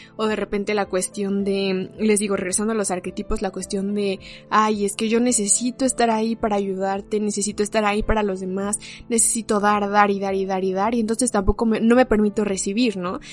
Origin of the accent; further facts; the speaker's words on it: Mexico; como mexicanos